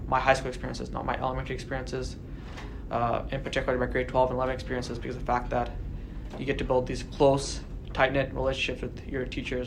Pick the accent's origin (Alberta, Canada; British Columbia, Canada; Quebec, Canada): British Columbia, Canada; Delta; I still live in the North End. This is very much home for me. I moved to North End around in 2000 or 2001 when I was six or seven years old.